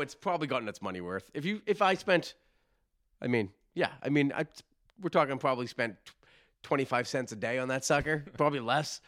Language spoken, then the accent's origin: English; Massachusetts, United States